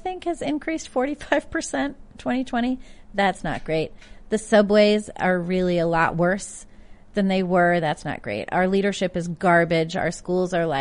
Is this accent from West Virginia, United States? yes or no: no; New York City, New York, United States; as a New Yorker